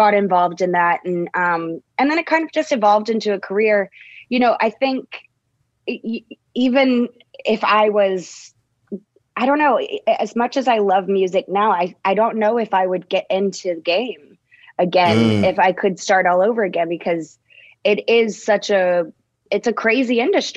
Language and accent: English; Dallas, Texas, United States; I'm from Dallas, Texas